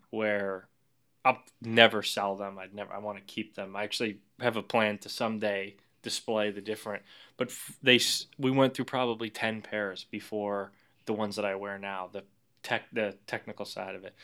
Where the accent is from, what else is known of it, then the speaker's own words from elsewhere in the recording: Vermont, United States; moved away; I grew up in Vermont